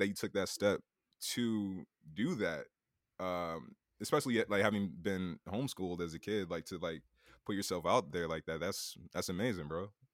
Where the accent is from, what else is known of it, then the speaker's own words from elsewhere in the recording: Bridgeport, Connecticut, United States; moved away as an adult; now in New York, United States; Bridgeport, Connecticut